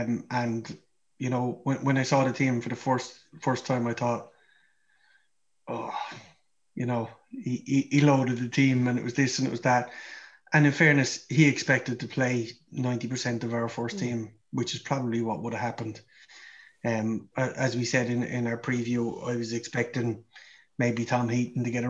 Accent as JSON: {"language": "English", "country": "Ireland", "said": "we're Irish"}